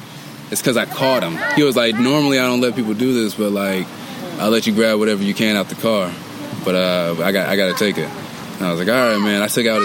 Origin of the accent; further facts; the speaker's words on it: Dayton, Ohio, United States; I came from Dayton, Ohio.